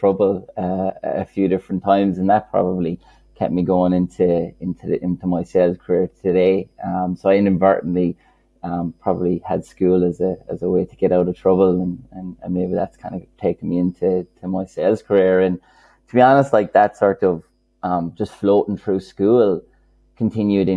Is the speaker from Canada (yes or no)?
no; Killarney, Munster, Ireland; accent: Kerry; I grew up in a place called Killarney